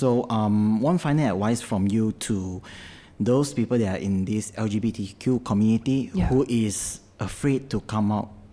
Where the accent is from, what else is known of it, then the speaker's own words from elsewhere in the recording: Malaysia; we as Malaysian